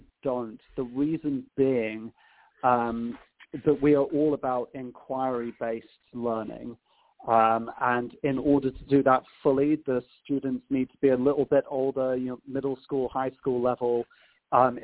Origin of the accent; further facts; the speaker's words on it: United Kingdom; moved away as an adult; now in Chicago, United States; I come from a very small town that's about an hour north of London, so southeast of the country.